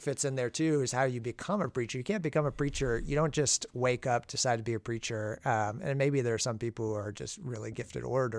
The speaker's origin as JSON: {"language": "English", "region": "Maine", "country": "United States", "tie": "born or raised there", "said": "And I grew up in Maine, New England."}